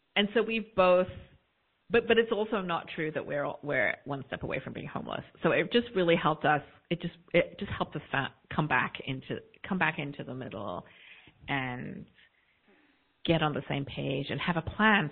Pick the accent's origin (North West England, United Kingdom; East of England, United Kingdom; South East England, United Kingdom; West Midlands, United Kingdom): South East England, United Kingdom; also born or lived in London; now in United States; I was born a few years later in London, um, grew up in the south of England in a very homogenous, predominantly white community